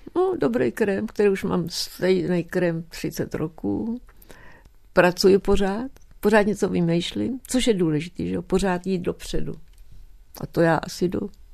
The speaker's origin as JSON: {"language": "Czech", "country": "Czechia", "also_born_or_lived": "United States", "moved": "yes", "said": "já jsem Češka, mluvím česky"}